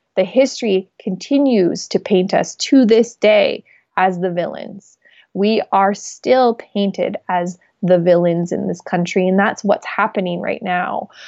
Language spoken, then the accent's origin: English; Alberta tar sands, Canada; I come from the Alberta tar sands, where we have seen the destruction and the diminishing and the, you know, contamination of our territory